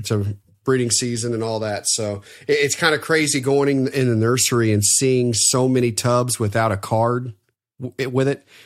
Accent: Evansville, Indiana, United States; my hometown in Evansville

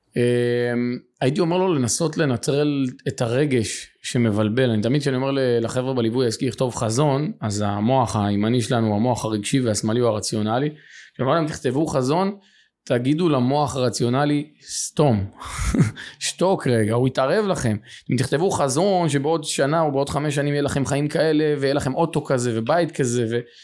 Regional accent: Beit Shemesh, Jerusalem District, Israel; גדלתי בשכונת עוני ופשע. אה, מה שנקרא יכולתי ברמת לח"י בבית שמש

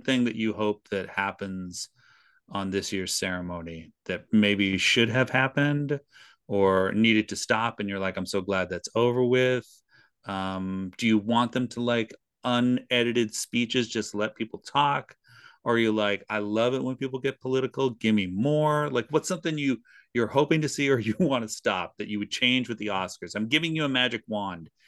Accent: Canada; we've lived with her pretty much our entire lives being Canadian

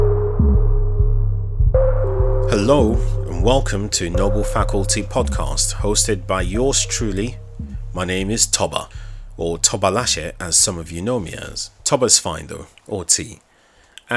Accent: Nigeria; accent: Nigerian; my Nigerian accent

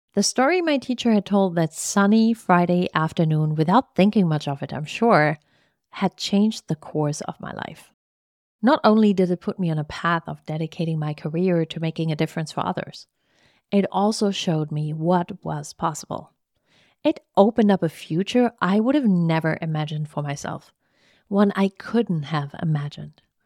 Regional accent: East Germany, Germany; English is a second language; moved away as an adult; now in Richmond, United States; I was born and raised in East Germany under socialist rule

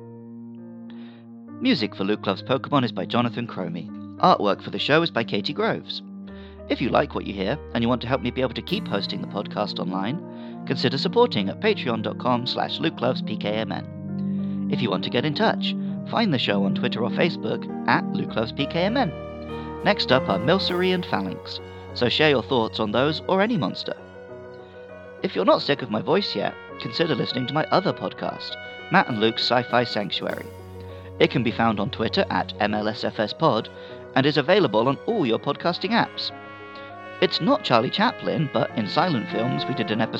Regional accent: United Kingdom; As a Brit

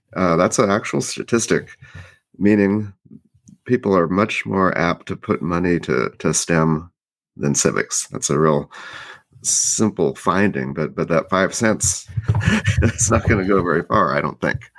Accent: Oregon, United States; moved away; also born or lived in Maryland; my home state

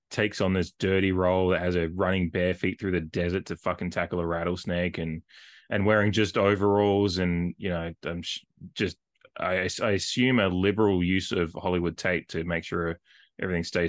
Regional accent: Australia; as me and as an Australian

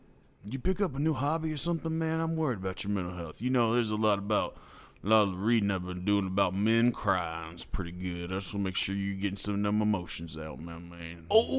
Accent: Kansas City, Missouri, United States; I'm from Kansas City, Missouri.

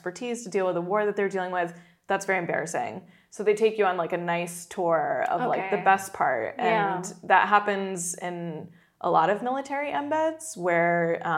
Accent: Pakistan; Pakistan as my home country

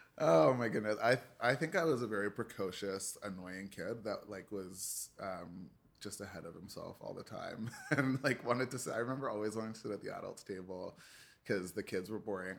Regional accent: Toronto, Ontario, Canada; I was born in Scarborough General, um, and the earliest part of my life was, uh, in Scarborough.

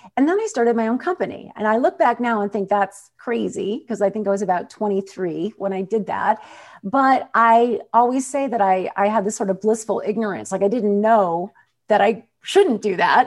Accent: Michigan, United States; moved away as an adult; also born or lived in Albuquerque, New Mexico; growing up in Michigan

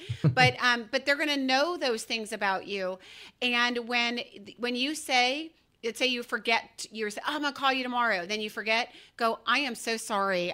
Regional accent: Georgia, United States; I'm from Georgia

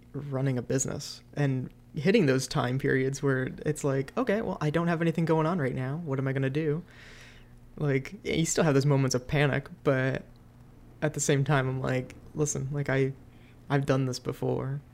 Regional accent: Cleveland, Ohio, United States; moved away as an adult; also born or lived in Pittsburgh; I'm from Cleveland

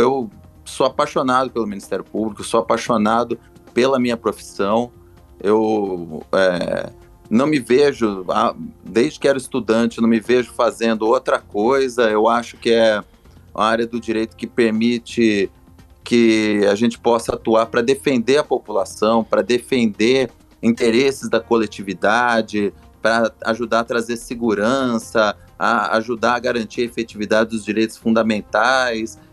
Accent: São Paulo, Brazil; now in Minas Gerais, Brazil; eu sou original do, do estado de São Paulo

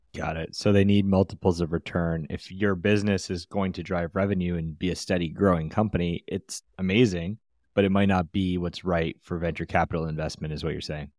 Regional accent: Canada; as a Canadian ourselves

